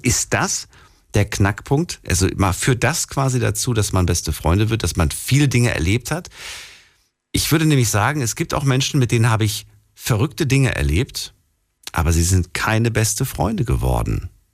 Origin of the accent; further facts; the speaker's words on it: Frankfurt, Hesse, Germany; ich komme aus Frankfurt